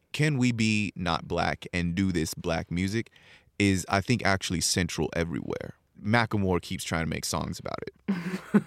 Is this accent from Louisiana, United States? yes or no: no; San Bernardino, California, United States; also born or lived in Japan / China; I am a kid from San Bernardino, spent ten, fifteen percent of my life in, uh, Japan and China